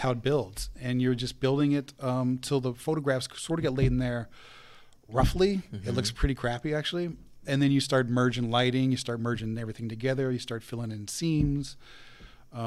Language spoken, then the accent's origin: English; Carlisle, Pennsylvania, United States; moved away; this is my hometown back in Carlisle